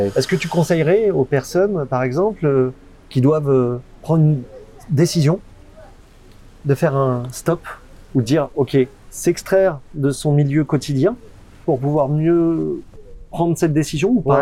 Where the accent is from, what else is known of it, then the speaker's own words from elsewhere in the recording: France; en tant que Français, on n'a pas cette culture-là